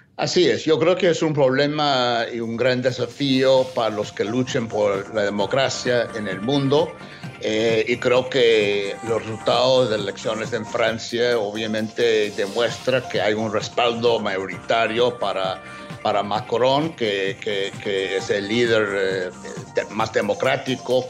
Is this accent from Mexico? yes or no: no; United States